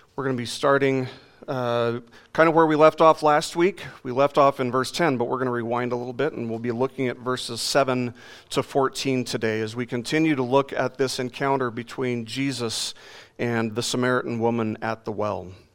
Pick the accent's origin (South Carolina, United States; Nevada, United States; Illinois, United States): Nevada, United States; Las Vegas; growing up in Las Vegas